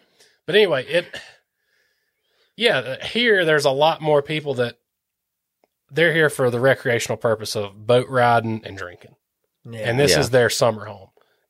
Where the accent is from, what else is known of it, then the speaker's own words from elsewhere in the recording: Central Alabama, United States; moved away as an adult; also born or lived in Tuscaloosa, Alabama; now in Lake Lanier area, United States; Growing up in Central Alabama, we had Smith Lake, Lewis Smith Lake, and Coleman and Arley and Jasper, Alabama